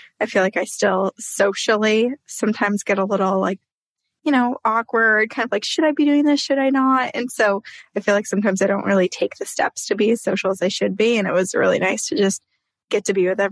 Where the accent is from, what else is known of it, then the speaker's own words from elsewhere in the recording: Vermont, United States; I grew up in Vermont